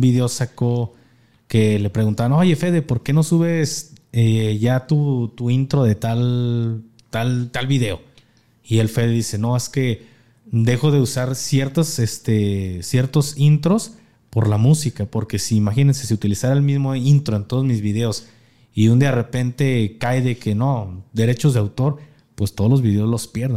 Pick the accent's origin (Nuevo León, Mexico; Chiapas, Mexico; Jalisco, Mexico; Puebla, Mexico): Jalisco, Mexico; somos de Jalisco